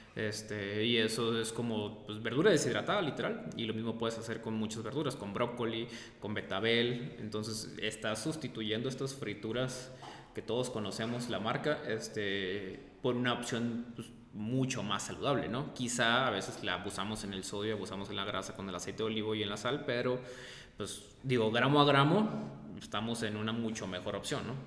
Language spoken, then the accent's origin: Spanish; Sonora, Mexico; moved away; yo soy de Sonora